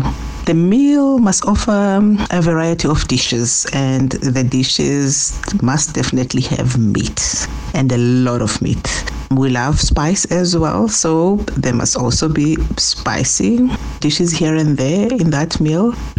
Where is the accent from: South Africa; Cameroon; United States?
South Africa; From my experience as a South African home cook